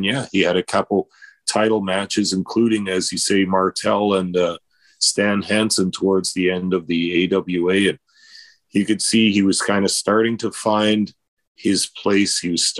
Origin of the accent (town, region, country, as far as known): Canada